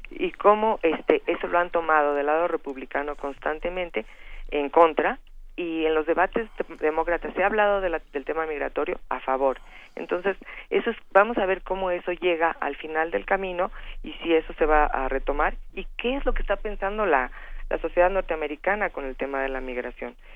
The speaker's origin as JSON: {"language": "Spanish", "country": "Mexico", "said": "Y tiene diferentes frentes, no nada más somos los mexicanos."}